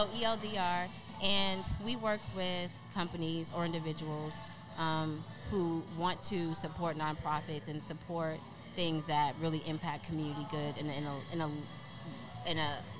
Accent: Omaha, Nebraska, United States; also born or lived in Little Rock / Kansas City / Cheyenne; I was born in Little Rock, Arkansas, then we moved to Kansas City, Missouri, then I lived in Cheyenne, Wyoming, then Omaha, Nebraska, so I was there for 8 years

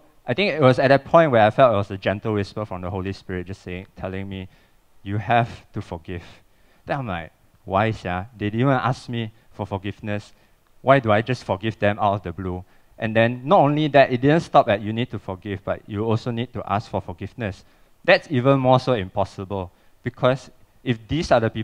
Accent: Cheras, Selangor, Malaysia; I'm from Cheras. I grew up with that.

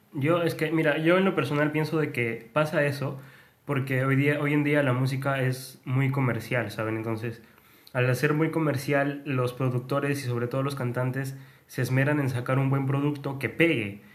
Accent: Peru; somos de Perú

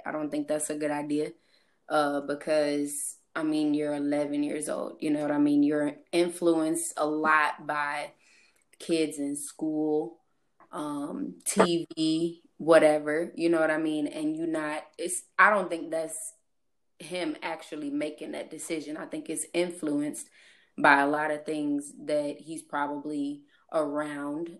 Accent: St. Charles, Missouri, United States; I am from St. Louis. Um more specific, St. Charles area, if y'all noticed my accent

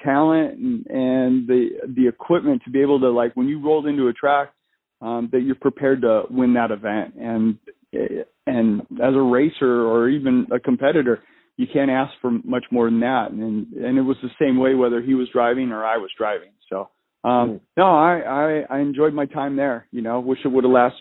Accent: Southern California, United States; I grew up in Southern California

